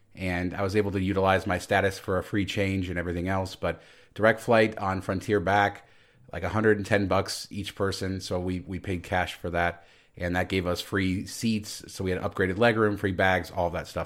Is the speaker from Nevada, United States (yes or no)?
yes; Las Vegas, Nevada, United States; defending my hometown